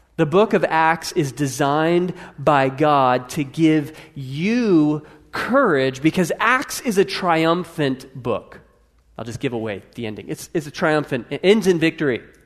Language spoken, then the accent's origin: English; United States; most of us are not Russian or French. We're American